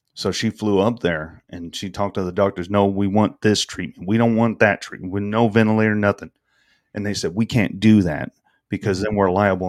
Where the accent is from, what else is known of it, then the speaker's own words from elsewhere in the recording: the South, United States; I'm from the South. We love our sweet tea.